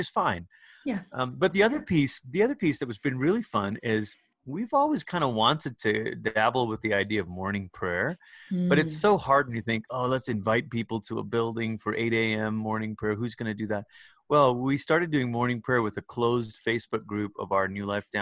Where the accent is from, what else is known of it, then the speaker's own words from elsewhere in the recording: Malaysia; moved away as an adult; also born or lived in Portland, Oregon, United States / Oklahoma, United States; now in United States; I'm originally from Malaysia